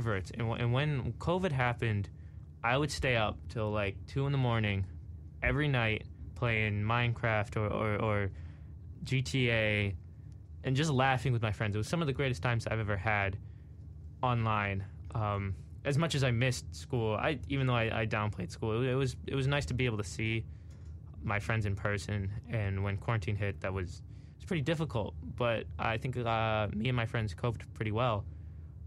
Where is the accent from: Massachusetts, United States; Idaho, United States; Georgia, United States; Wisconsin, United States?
Massachusetts, United States; Framingham; I grew up and lived in Framingham, Massachusetts, a large town near Boston.